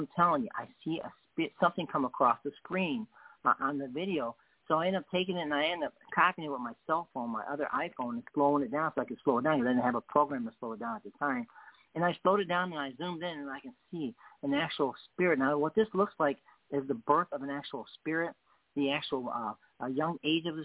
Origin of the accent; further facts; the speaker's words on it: England, United Kingdom; I'm English.